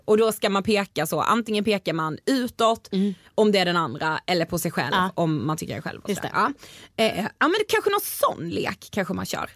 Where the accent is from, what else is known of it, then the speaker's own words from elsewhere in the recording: Karlshamn, Blekinge, Sweden; moved away; i min så hemstad, alltså, jag är från Karlshamn som mm. sagt i Blekinge